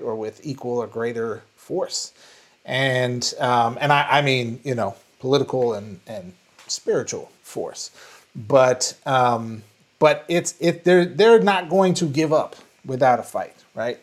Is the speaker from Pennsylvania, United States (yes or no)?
no; Minneapolis, Minnesota, United States; moved away; my hometown, um, Uh, in Minneapolis